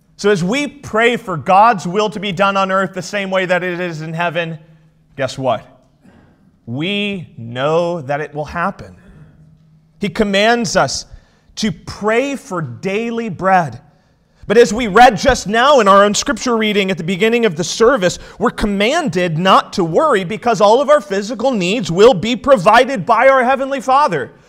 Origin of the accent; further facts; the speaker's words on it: outside Charlotte, South Carolina, United States; now in Elkhart, United States; I grew up just outside of the Charlotte area of North Carolina, and we just lived just across the border in South Carolina